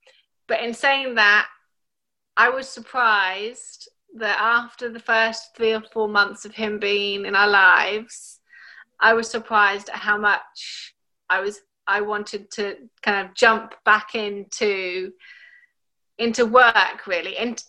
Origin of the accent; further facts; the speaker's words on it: England, United Kingdom; also born or lived in Chile; now in Australia; as I am half English, I grew up mostly in England.